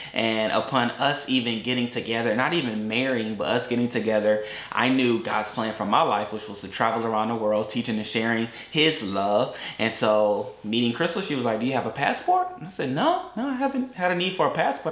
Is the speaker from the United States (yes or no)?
yes; Atlanta, Georgia, United States; moved away as an adult; also born or lived in Augusta, Georgia / Valdosta, Georgia; now in Tampa, United States; Then they moved to Atlanta